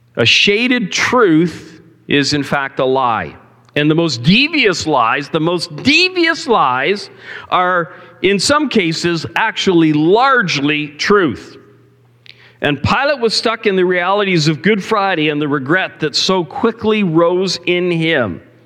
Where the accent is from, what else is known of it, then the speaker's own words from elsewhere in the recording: Cambridge, Ontario, Canada; on a busy highway where I grew up in Cambridge